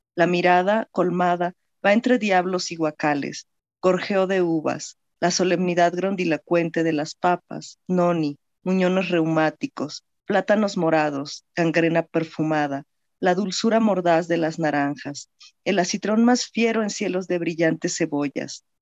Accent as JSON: {"language": "Spanish", "region": "Mexico City", "country": "Mexico", "tie": "born or raised there", "accent": "chilango", "said": "nací en la Ciudad de México y he vivido aquí prácticamente toda mi vida, ¿no? Entonces, sí tengo eh, el acento más, un poco más chilango quizá"}